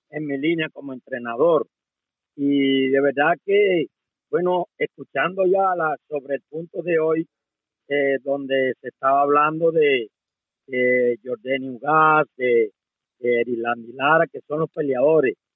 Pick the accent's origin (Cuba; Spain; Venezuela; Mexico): Cuba; moved away as an adult; yo me fui de Cuba cuando todos unos cuantos entrenadores que están ahora ahí haciéndose los bárbaros se escondían de mí, porque yo fui el primer entrenador de línea de Cuba que se quedó.